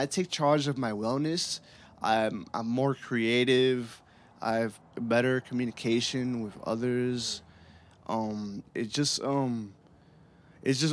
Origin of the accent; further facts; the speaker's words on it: New York City, New York, United States; I'm from Bushwick, Brooklyn, born and raised